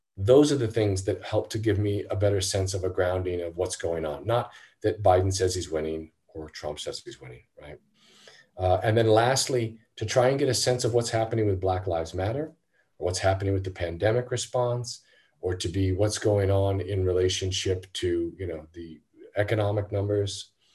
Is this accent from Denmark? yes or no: no; United States; as an American